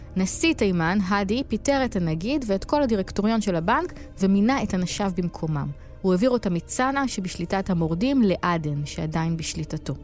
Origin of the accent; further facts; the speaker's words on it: Israel; כי אנחנו מישראל